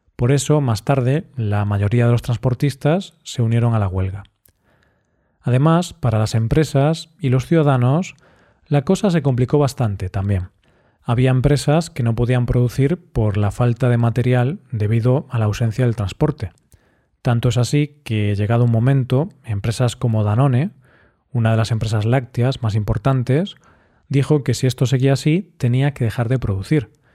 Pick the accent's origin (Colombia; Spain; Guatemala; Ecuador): Spain; Así somos los españoles, muy cerveceros.